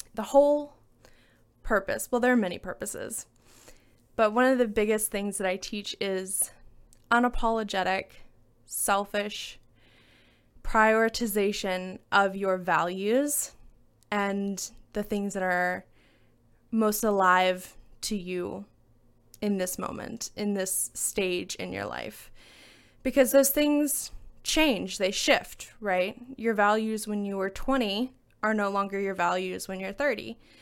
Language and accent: English; Alabama, United States; moved away; my home state of Alabama.